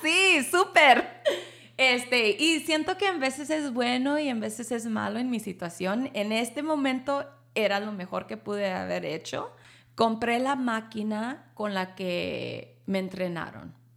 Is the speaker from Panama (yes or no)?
no; Laredo, Texas, United States; first language Spanish; English is a second language; moved away as an adult; now in San Antonio, United States; I'm from Laredo, Texas